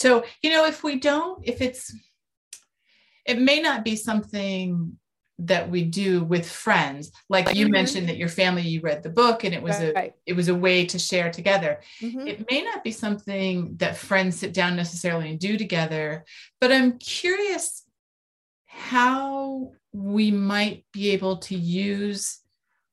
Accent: California, United States; I grew up in California

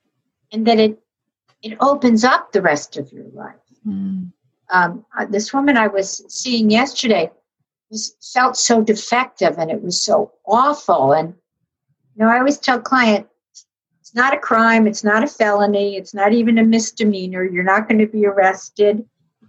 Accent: New York City, New York, United States; I grew up in New York City

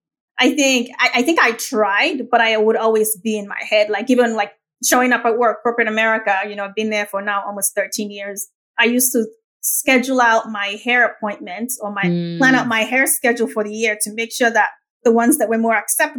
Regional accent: Lagos, Nigeria; accent: Nigerian; now in United States; I grew up in the most populous Black nation on earth, which is Nigeria

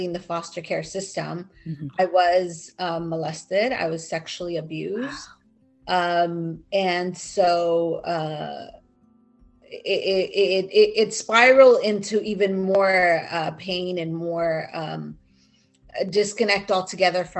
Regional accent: Southern California, United States; also born or lived in Mexico City, Mexico / Cuernavaca, Morelos, Mexico; I grew up in California

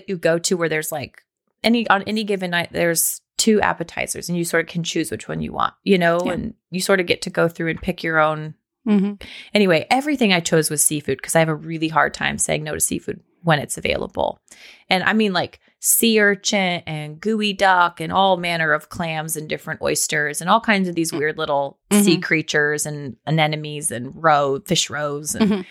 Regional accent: Pacific Northwest, United States; I'm from the Pacific Northwest. I love that smell.

